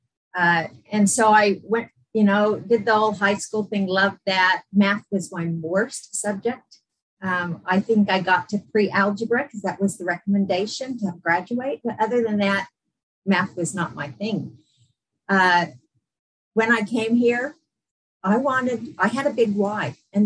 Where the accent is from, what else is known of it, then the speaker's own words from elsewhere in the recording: San Diego, California, United States; moved away as an adult; also born or lived in Las Vegas, Nevada / England / Utah; now in Brisbane, Australia; I grew up in San Diego. So I was in San Diego for 21 years.